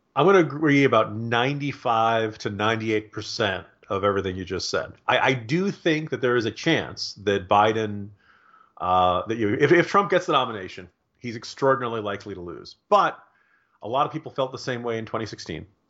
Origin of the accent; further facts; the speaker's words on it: Virginia, United States; my home state of Virginia